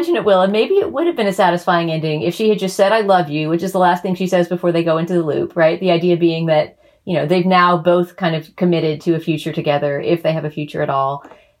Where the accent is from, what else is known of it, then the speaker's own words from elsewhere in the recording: Texas, United States; partly because I'm Texan